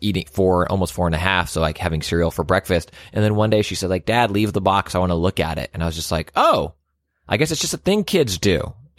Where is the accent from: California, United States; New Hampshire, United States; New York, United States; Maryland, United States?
California, United States; shout out to growing up in the Bay for a little bit.